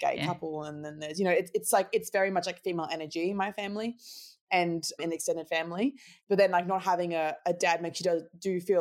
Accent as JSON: {"language": "English", "town": "Brisbane", "region": "Queensland", "country": "Australia", "tie": "born or raised there", "also_born_or_lived": "Gold Coast, Queensland", "said": "I was born on the Gold Coast, had a single mum, iconic Laura. We love you. Love you, Laura. And I have one sister, and we moved to Brisbane when I was, like, 8"}